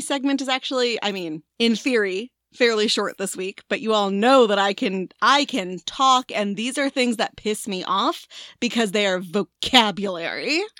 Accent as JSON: {"language": "English", "region": "Tornado Alley", "country": "United States", "tie": "born or raised there", "also_born_or_lived": "Washington, D.C.", "moved": "yes", "said": "we grew up in Tornado Alley"}